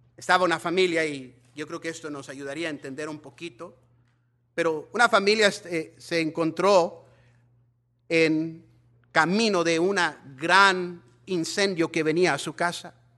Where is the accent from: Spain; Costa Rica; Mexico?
Mexico; nosotros mexicanos